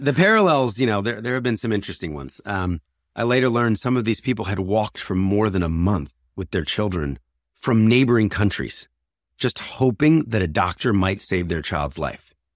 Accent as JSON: {"language": "English", "town": "Philadelphia", "region": "Pennsylvania", "country": "United States", "tie": "born or raised there", "said": "I was born in Philadelphia, raised in a conservative Christian family"}